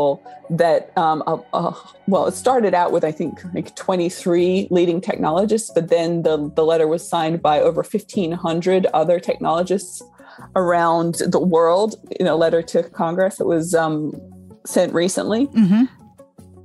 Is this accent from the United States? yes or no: no; Australia; moved away; I grew up in Australia